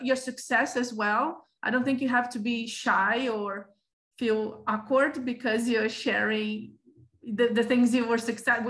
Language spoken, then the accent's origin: English; Rio de Janeiro, Brazil; also born or lived in Sweden; I am from Rio de Janeiro. I used to live in Rio de Janeiro